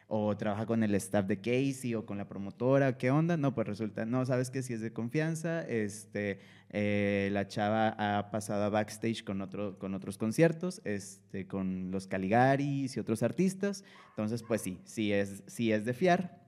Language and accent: Spanish; Monterrey, Nuevo León, Mexico; Nosotros somos de, acá de Monterrey, de Monterrey, Nuevo León